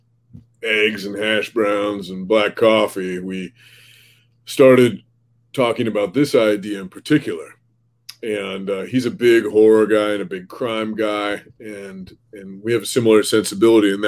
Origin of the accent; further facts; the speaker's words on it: Oregon, United States; moved away as an adult; now in Minnesota, United States; I grew up in Oregon actually. And I've lived in the Midwest for some time now. I've lived in Minnesota alone for 9 years